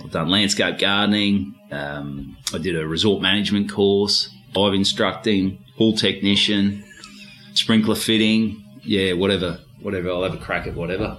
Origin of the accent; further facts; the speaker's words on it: Victoria, Australia; accent: Aussie, Ocker; also born or lived in Port Douglas, Queensland / Port Melbourne; now in Melbourne, Australia; I've still got a pretty Aussie accent